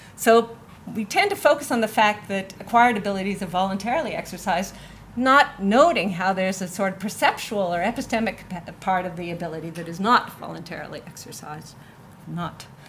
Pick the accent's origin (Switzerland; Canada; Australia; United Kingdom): Canada; I'm from Canada